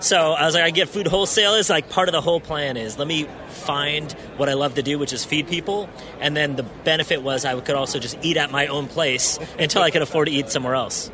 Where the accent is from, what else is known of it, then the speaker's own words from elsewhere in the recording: San Francisco, California, United States; I grew up in the Bay Area, I grew up in San Francisco